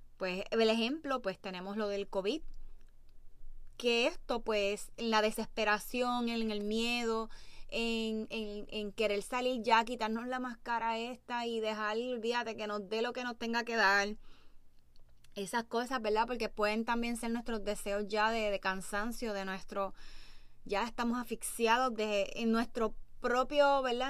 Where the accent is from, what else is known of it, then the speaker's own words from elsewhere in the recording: Puerto Rico; Como puertorriqueños